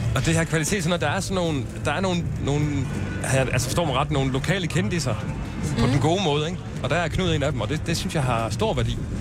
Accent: Silkeborg, Central Denmark Region, Denmark; moved away as an adult; also born or lived in Copenhagen; now in Roskilde, Denmark; Jeg er fra Silkeborg. Og flyttede til København i 99

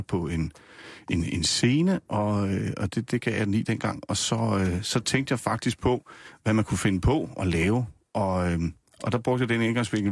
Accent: Nysted, Zealand, Denmark; also born or lived in Rødovre; now in Gævninge, Denmark; Jeg er opvokset nede på Lolland, i, Nyst, mm. i Nysted. Født i Rødovre oprindeligt og bor nu i Gævninge mellem øh, Roskilde og Holbæk

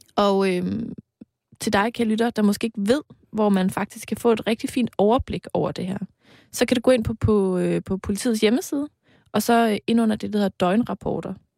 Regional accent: East Jutland, Denmark; min hjemstavn, nemlig Østjylland

